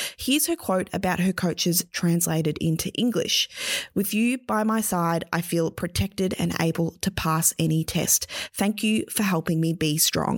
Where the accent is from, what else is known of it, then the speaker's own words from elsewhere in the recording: Melbourne, Victoria, Australia; my hometown of Melbourne